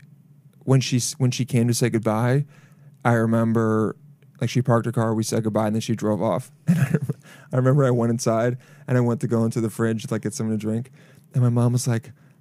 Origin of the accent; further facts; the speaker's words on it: Long Island, New York, United States; I was raised in Long Island.